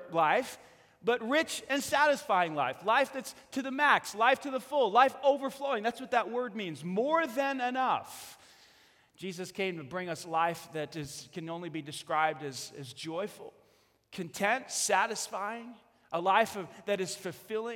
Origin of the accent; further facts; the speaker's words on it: New York, United States; I'm from New York